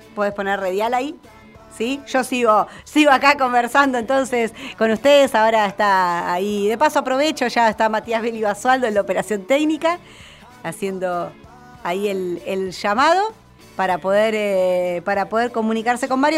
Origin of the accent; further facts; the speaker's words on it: Argentina; en nuestro país